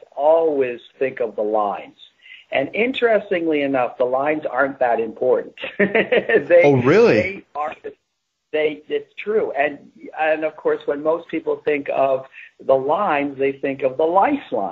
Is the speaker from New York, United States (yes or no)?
yes; New York, United States; also born or lived in England; I grew up in New York